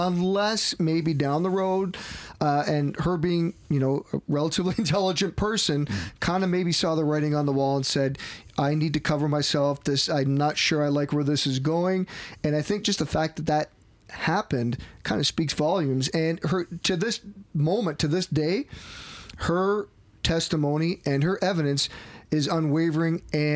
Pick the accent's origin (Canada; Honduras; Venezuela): Canada; as a Canadian